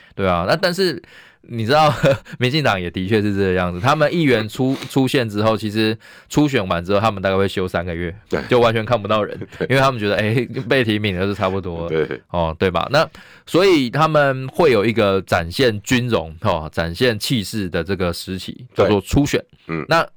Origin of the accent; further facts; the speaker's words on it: Taiwan; 我们台湾人